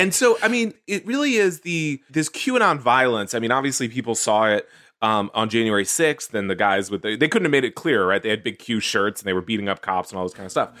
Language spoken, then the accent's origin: English; Houston, Texas, United States; Houston, uh, my hometown.